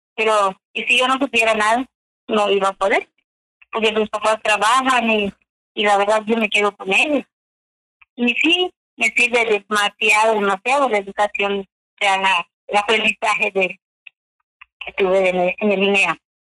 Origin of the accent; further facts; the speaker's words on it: Chumayel, Yucatán, Mexico; Yo vengo de Chumayel, Yucatán